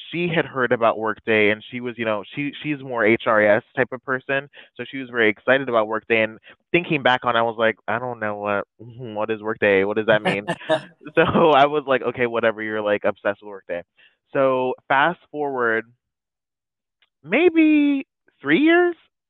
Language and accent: English; Florida, United States; now in Orlando, United States; Yeah, so I do live in the Orlando area. I am originally from Northern Florida